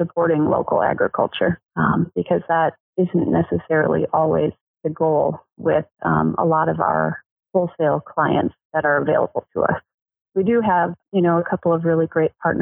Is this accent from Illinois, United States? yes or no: no; Minneapolis–Saint Paul, Minnesota, United States; moved away as an adult; I am originally from the Twin Cities up in Minnesota